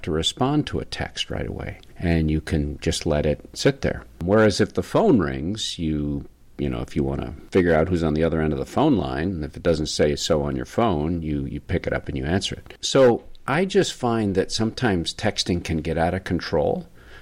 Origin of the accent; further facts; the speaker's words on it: the North, Northern United States, United States; as a Northerner, as a Yankee